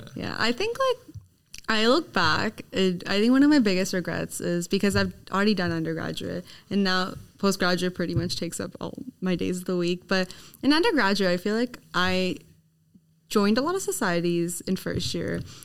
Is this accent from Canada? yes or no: yes; Canada; now in Sydney, Australia; I'm from Canada